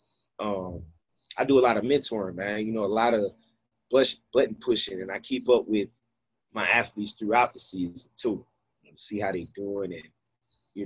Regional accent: Yonkers, New York, United States; also born or lived in Tennessee; now in Chattanooga, United States; I grew up in the YO, which is Yonkers, which is Westchester County

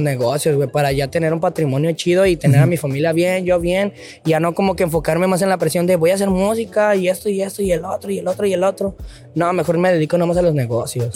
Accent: León, Guanajuato, Mexico; moved away as an adult; now in Tijuana, Mexico; de donde yo vengo, de León, Guanajuato

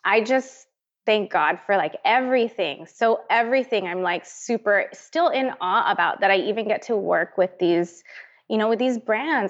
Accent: Northern Mariana Islands; moved away as an adult; I'm from Saipan. It's a tiny little island in the Pacific.

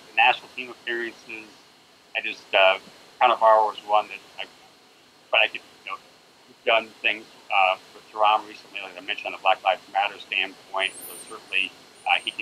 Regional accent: United States; I look at it as an American

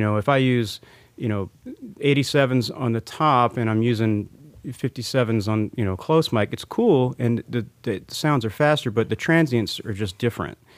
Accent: New Orleans, Louisiana, United States; now in Nashville, United States; growing up in New Orleans

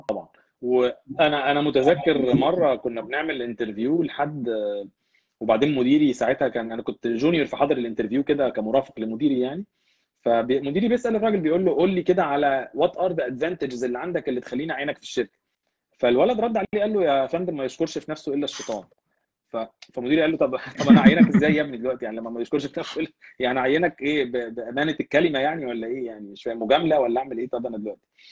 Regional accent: Egypt; moved away as an adult; also born or lived in England; now in Canada; احنا كمصريين

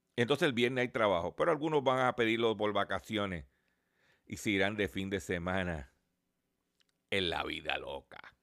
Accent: Puerto Rico

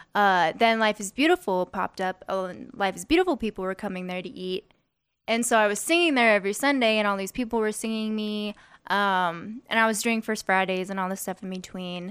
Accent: Las Vegas, Nevada, United States; I'm from here. I'm, like, third generation.

